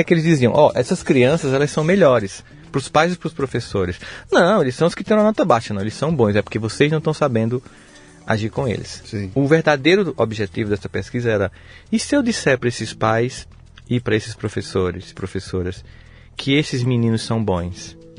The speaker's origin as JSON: {"language": "Portuguese", "town": "Campina Grande", "region": "Paraíba", "country": "Brazil", "tie": "born or raised there", "also_born_or_lived": "São Paulo", "said": "eu sou de Campina Grande. Ah, tá. Mas você estudou em São Paulo? Não, eu estudei em Campina Grande."}